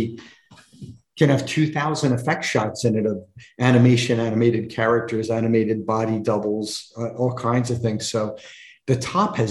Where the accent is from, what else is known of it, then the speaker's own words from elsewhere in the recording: Delaware, United States; I grew up in Delaware, and there is no filmmaking community in Delaware.